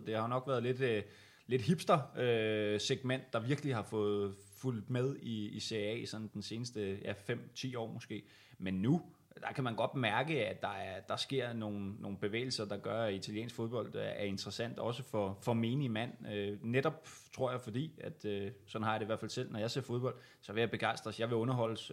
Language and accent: Danish; Viby, Zealand, Denmark; i Viby, øh, Sjælland, hvor, hvor jeg er fra